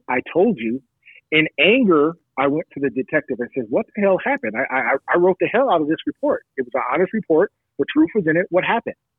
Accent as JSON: {"language": "English", "town": "Long Beach", "region": "California", "country": "United States", "tie": "born or raised there", "said": "I'm from the Long Beach Unified School District"}